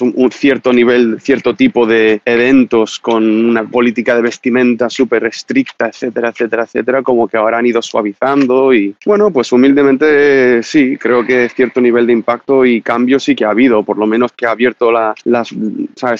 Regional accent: Marbella, Andalusia, Spain; tengo 31 años, soy de Marbella

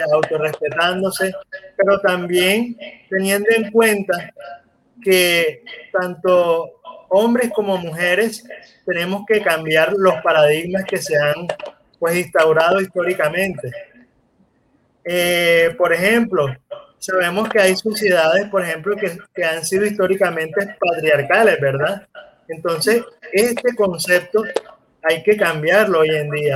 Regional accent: Colombia; mis necesidades como hombre colombiano

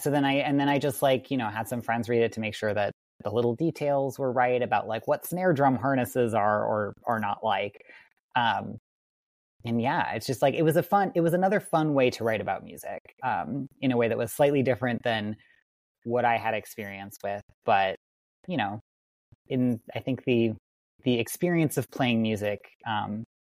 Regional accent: Wisconsin, United States; where I grew up in Wisconsin

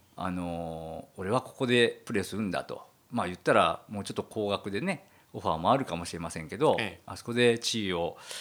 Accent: Okayama, Japan; moved away; 僕のあの地元の出身で岡 山県

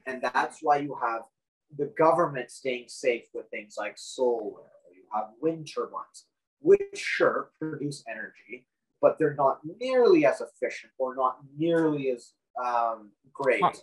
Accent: Canada

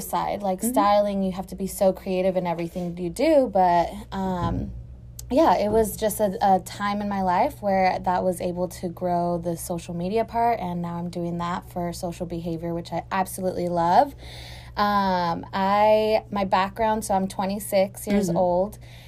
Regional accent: the Rio Grande Valley, Texas, United States; now in Houston, United States; a fellow Valley person

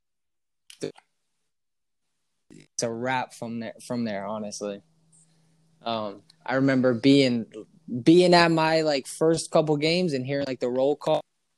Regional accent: New Jersey, United States; Growing up in Jersey

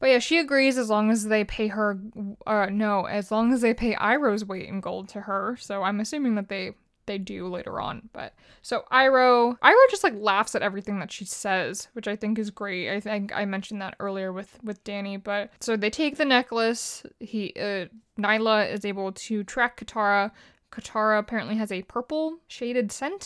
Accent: Philippines; I'm Filipino.

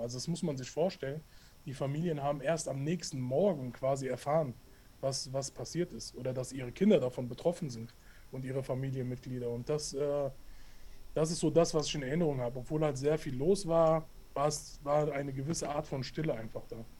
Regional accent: Hanau, Hesse, Germany; ich komme aus Hanau, bin auch hier geboren und aufgewachsen

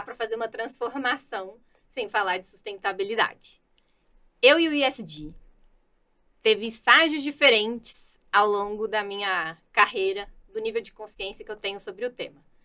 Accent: Minas Gerais, Brazil; Eu sou mineira

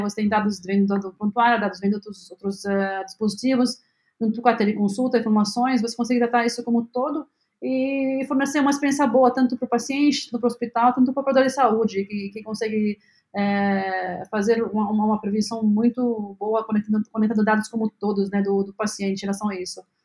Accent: Lebanon; Portuguese is a second language; moved away as an adult; now in Brazil; eu nasci no Líbano

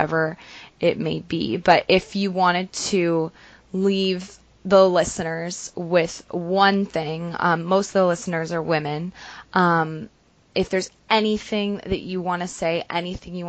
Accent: Ontario, Canada; also born or lived in Toronto; Kingston is about an hour and a half from my hometown, and very similar

